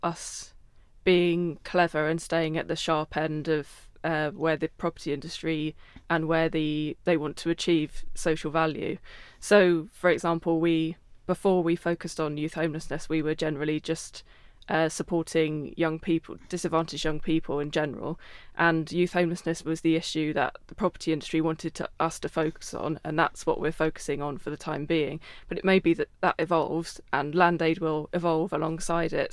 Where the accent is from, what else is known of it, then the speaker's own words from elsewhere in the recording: Croydon, London, United Kingdom; I was, uh, in Croydon, my hometown